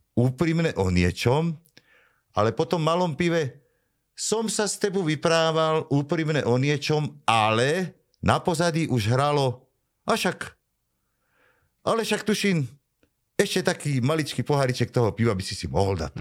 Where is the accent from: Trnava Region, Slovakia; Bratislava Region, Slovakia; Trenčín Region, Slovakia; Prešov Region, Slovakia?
Trnava Region, Slovakia; Vrbové; som z Vrbového a vtedy to bol okres Trnava